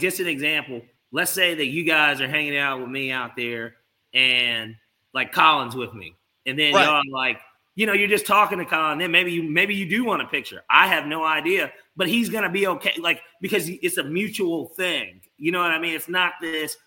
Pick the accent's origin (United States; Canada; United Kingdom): United States; Atlanta, Georgia; I'm from Atlanta too